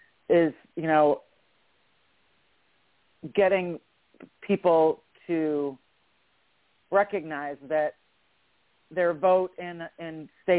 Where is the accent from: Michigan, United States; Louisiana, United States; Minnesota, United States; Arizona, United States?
Michigan, United States; now in Atlanta, United States; I've lived in Georgia. I'm originally from Michigan, but I've lived in Georgia for like 25 years. I consider myself an Atlantan, a Georgian.